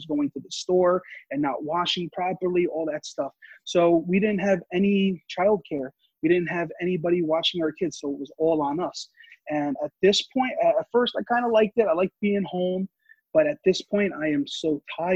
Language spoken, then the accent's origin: English; Yonkers, New York, United States; I grew up in Yonkers